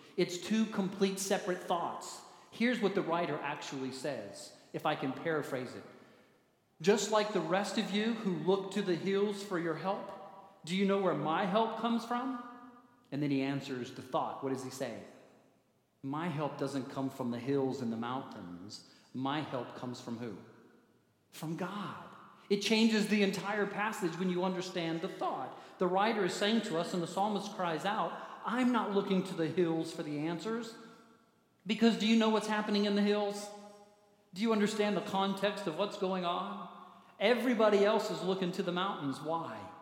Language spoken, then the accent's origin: English; Manitou Springs, Colorado, United States; I grew up near Manitou Springs, right down the street, Garden of the Gods